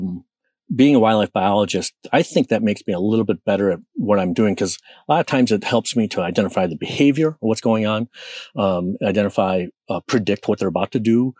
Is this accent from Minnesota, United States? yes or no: yes; Minnesota, United States; I'm from Minnesota, you know, it's darn cold